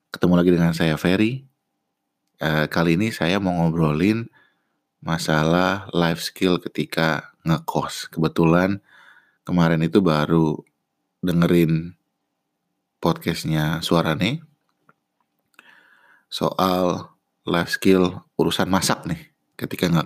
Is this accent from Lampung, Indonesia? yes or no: no; Bandung, West Java, Indonesia; also born or lived in Depok; Kebetulan kan saya lahir dan besar di Bandung. Sementara saya kuliah satunya di UI di Depok.